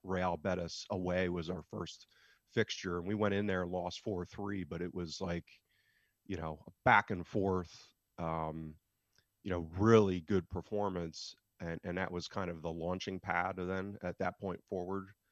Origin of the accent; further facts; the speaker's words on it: United States; as an American living thousands of miles away